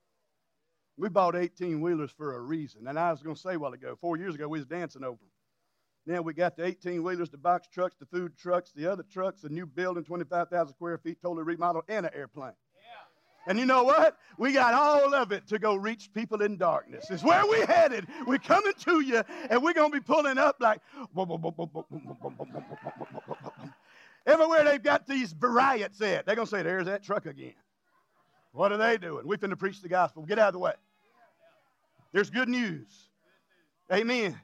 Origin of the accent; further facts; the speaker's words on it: Louisiana, United States; I'm from Louisiana